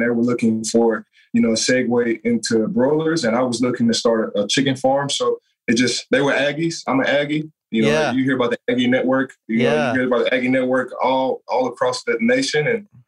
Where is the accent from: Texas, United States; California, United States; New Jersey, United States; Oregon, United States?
Texas, United States; moved away as an adult; now in Buffalo, United States; I'm a Texan